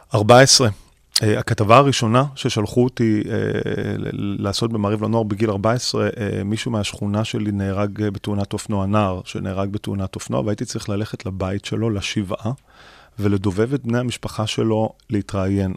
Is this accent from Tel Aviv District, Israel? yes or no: yes; Tel Aviv, Tel Aviv District, Israel; אני, אה, גדלתי בדרום תל אביב, אה, בשכונה שנקראת כפר שלם